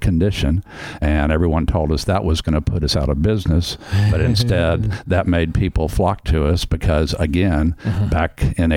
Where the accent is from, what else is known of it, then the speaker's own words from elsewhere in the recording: Houston, Texas, United States; when I was a kid growing up in Houston